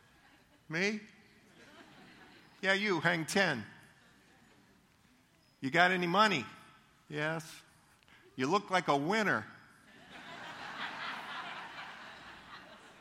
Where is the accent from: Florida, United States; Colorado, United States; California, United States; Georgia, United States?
Florida, United States; Leesburg; I grew up in Leesburg. Leesburg was a wonderful place to grow up. And we went to the Lake County Fair in Eustace